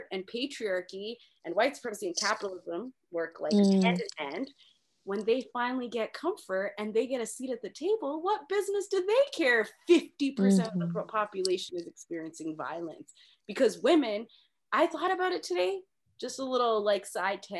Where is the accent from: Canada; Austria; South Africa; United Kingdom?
Canada; Mississauga, Ontario; I was from the suburbs. I was from Mississauga